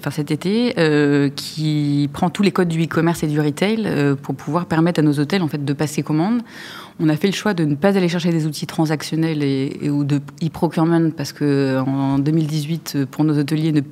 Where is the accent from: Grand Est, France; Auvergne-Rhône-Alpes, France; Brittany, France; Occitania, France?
Auvergne-Rhône-Alpes, France; Lyon; Oui, je suis lyonnaise et donc attachée à la gastronomie et au vin de ma région